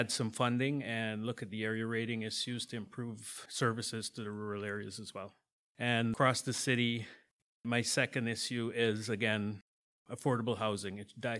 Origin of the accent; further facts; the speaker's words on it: Guyana; now in Hamilton, Canada; We moved to Canada in 1979 from Guyana, and I went to high school here.